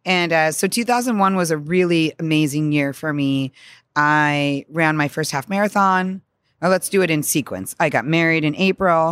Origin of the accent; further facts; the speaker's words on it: Arizona, United States; I grew up in Arizona